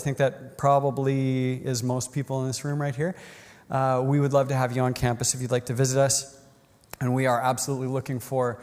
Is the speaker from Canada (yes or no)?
yes; North Battleford, Saskatchewan, Canada; moved away as an adult; also born or lived in Turkey; I'm a Saskatchewan boy, I grew up in North Battleford